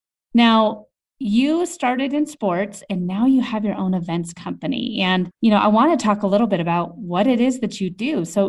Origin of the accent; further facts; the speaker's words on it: Denver, Colorado, United States; You know, I'm a Denver native too, and I feel like you and I are rare breeds just being born and raised here in Colorado.